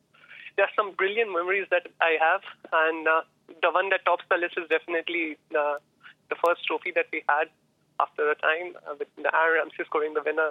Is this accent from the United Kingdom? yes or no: no; Kolkata, West Bengal, India; now in Melbourne, Australia; I'm actually from Kolkata